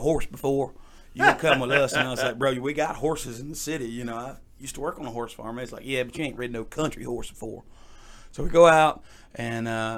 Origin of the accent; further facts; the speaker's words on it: Atlanta, Georgia, United States; also born or lived in Statesboro, Georgia; So I was born and raised in Atlanta